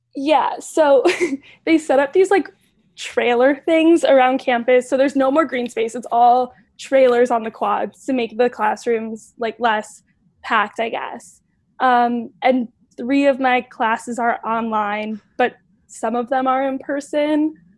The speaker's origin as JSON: {"language": "English", "town": "Cleveland", "region": "Ohio", "country": "United States", "said": "I'm from Cleveland"}